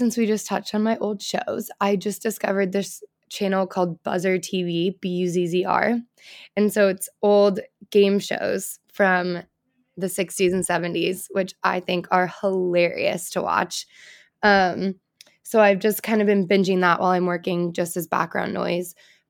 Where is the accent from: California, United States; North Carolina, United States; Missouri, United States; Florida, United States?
California, United States; now in Nashville, United States; Well, I currently live in Nashville. I'm from California.